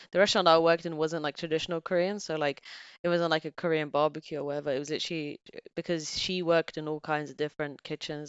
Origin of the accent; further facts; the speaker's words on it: Bulgaria; also born or lived in England; now in United Kingdom; my family's back there